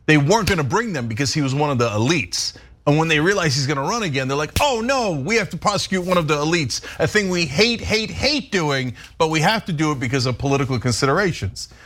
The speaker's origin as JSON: {"language": "English", "region": "New York area", "country": "United States", "tie": "born or raised there", "said": "When I was growing up in the New York area in the nineteen eighties"}